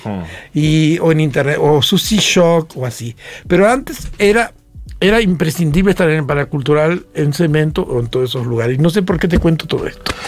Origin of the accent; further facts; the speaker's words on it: Ingeniero Jacobacci, Río Negro, Argentina; moved away; also born or lived in San Antonio Oeste; hablábamos de mi pueblo natal, que hoy dije Santo Antonio, San Antonio, yo me crié en Jacobasi